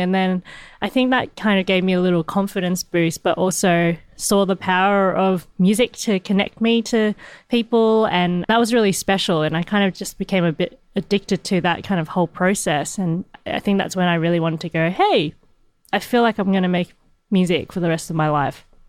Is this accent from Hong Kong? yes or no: yes; Hong Kong; moved away; I'm from Hong Kong. That's my birthplace